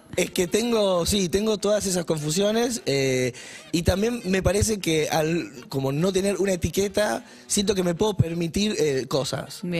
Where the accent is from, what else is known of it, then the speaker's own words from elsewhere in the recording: Rosario, Santa Fe, Argentina; Yo soy de Rosario y estudié como varias cosas